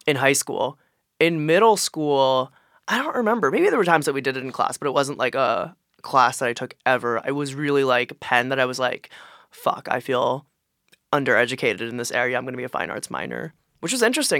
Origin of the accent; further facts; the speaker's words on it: Philadelphia, Pennsylvania, United States; I'm from Philly